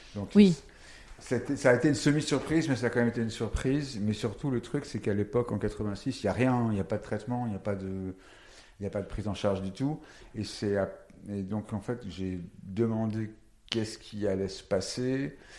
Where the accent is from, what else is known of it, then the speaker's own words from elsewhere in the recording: Paris, Île-de-France, France; Et parisien, je suis né à Paris.